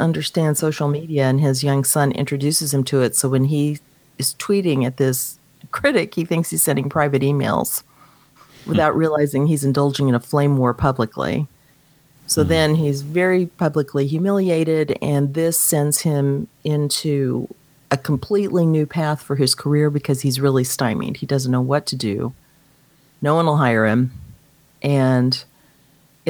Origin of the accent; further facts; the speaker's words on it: Dallas, Texas, United States; I'm from Dallas